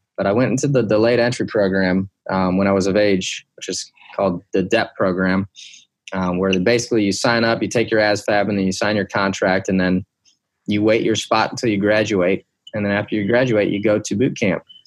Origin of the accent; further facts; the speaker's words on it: Detroit, Michigan, United States; I grew up in Detroit, Michigan, um, and then the outskirts, the suburbs of Detroit